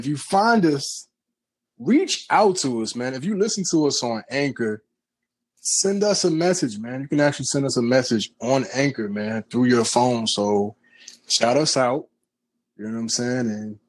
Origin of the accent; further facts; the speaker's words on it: Virginia Beach, Virginia, United States; I'm from Virginia Beach, man. FYI, right around the corner from Princess Anne High School